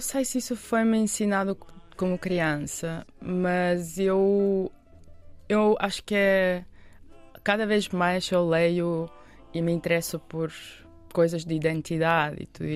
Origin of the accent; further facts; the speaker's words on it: Moscow, Russia; Portuguese is a second language; moved away as an adult; also born or lived in Yerevan, Armenia / Madrid, Spain; now in Portugal; Moscou, onde eu vivi depois, não é? onde eu cresci